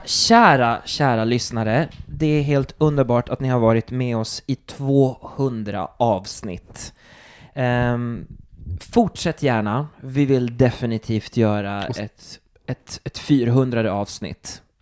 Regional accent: Turku, Southwest Finland, Finland; moved away; Jag kommer från Åbo.

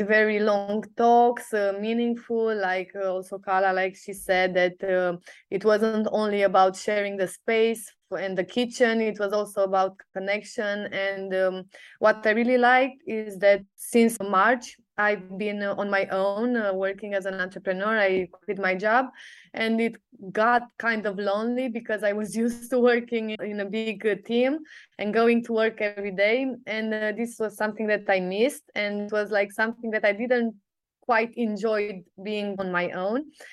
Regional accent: Sibiu, Sibiu County, Romania; I come from Sibiu, Romania

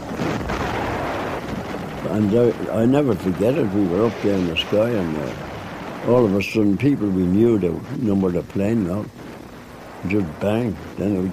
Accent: Dublin, Leinster, Ireland; I was born and bred in Dublin, Elford Terrace, Donore Avenue

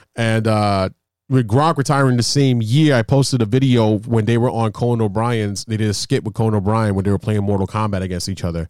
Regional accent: New York, United States; we're from New York and we're Giants fans

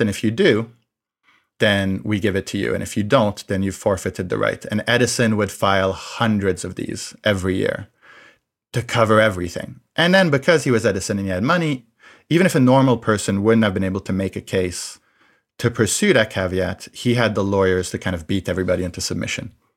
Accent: France; I grew up in France

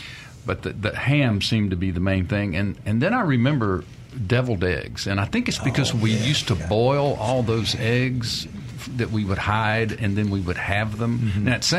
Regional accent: Mississippi, United States; Well, you know, growing up in Mississippi, we had ham.

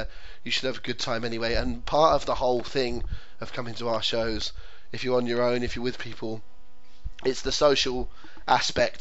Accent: England, United Kingdom; an Englishman with Scottish roots

